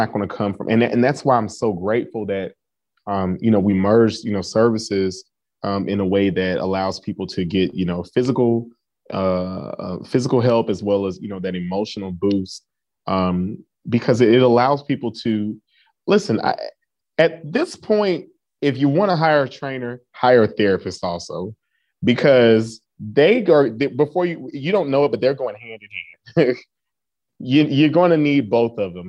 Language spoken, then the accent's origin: English; Atlanta, Georgia, United States; I grew up in Atlanta